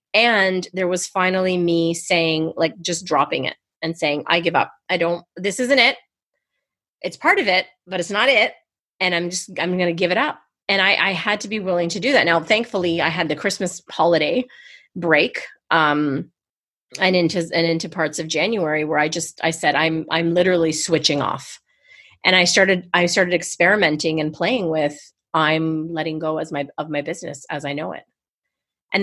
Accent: Canada; I'm going to say Z for the Americans, but I'm Canadian. I'm a Z girl.

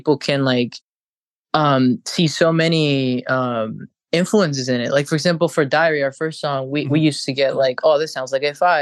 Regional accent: Chile; moved away; because I'm from Chile.

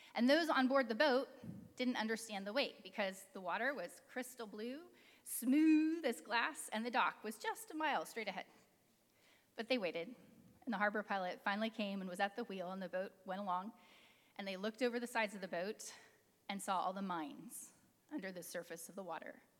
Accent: California, United States; Growing up in California

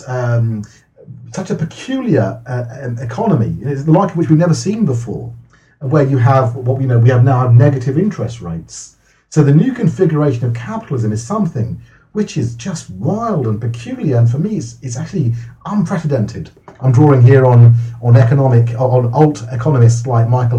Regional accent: Wokingham, South East England, United Kingdom; also born or lived in London; my family moved out from London, which is a much more diverse. We grew up in a much more diverse area. We moved out to London, out to Wokingham

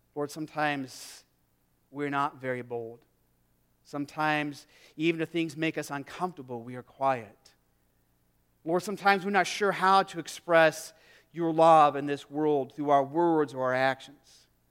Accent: Arizona, United States; moved away; I grew up in Arizona. I grew up in the desert.

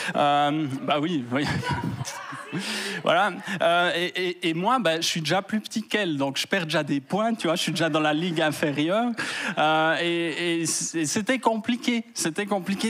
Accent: Fribourg, Switzerland; je viens de Fribourg

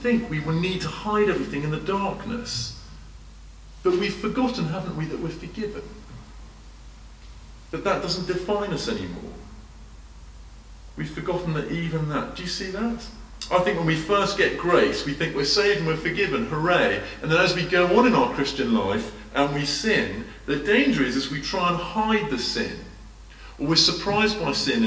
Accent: United Kingdom; as a Brit

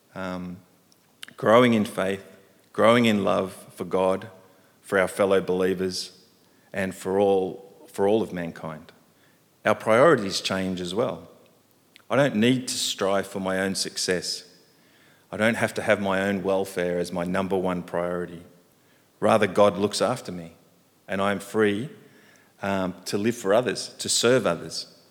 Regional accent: Sydney, New South Wales, Australia; moved away as an adult; now in Hong Kong; I grew up in Sydney

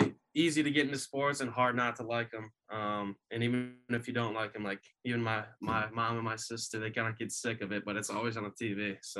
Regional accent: Tinley Park, Illinois, United States; I grew up in Tinley Park, which is like 15 minutes outside of like the downtown area.

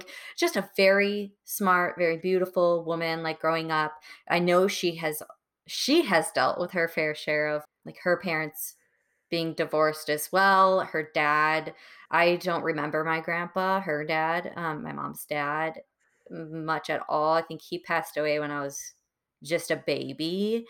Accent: Wisconsin, United States; also born or lived in Florida, United States; Being from a small town in Wisconsin. I was born in Florida and then moved kind of all over the place.

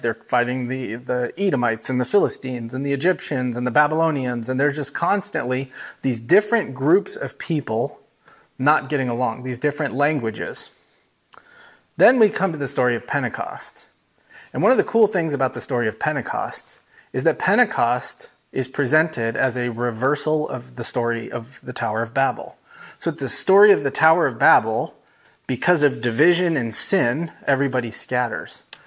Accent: United States; first language English; I'm the American that's surprised when somebody doesn't speak English

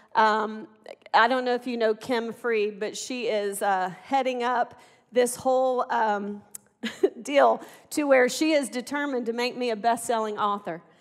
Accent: Arkansas, United States; I'm from Arkansas

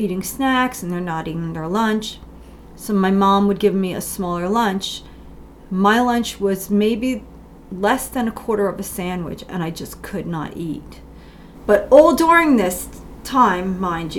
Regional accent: Kenilworth, New Jersey, United States; I grew up in New Jersey in a small town called Kenilworth

